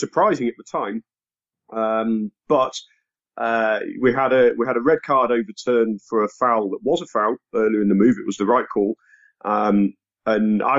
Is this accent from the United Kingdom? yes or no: yes; England, United Kingdom; I'm English